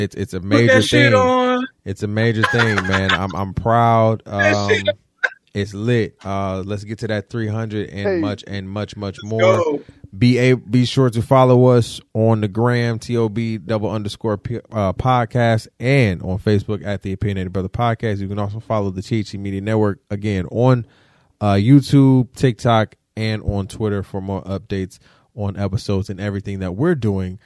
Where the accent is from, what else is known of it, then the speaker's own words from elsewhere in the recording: Detroit, Michigan, United States; I'm from Detroit